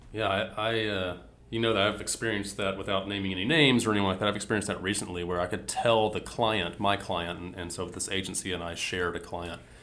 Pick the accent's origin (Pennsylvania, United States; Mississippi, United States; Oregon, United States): Mississippi, United States; I grew up in Mississippi